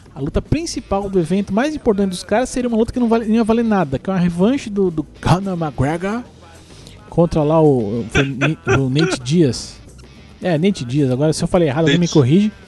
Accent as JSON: {"language": "Portuguese", "country": "Brazil", "said": "eu sou brasileiro"}